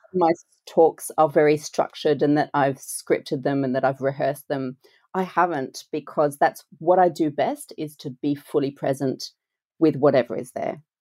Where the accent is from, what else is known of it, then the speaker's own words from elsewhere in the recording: France; moved away; I grew up in France